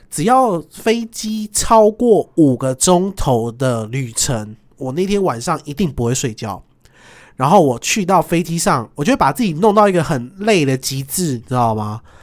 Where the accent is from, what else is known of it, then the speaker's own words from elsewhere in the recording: Taiwan; 我是台湾来的